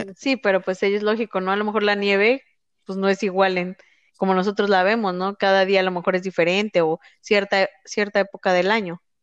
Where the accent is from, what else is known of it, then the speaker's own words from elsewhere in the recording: Mexico; nosotros que somos de México